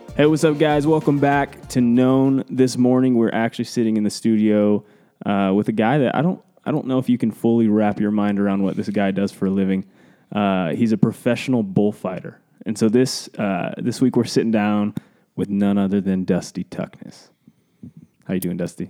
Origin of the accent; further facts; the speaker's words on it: Cody, Wyoming, United States; we're from Cody, Wyoming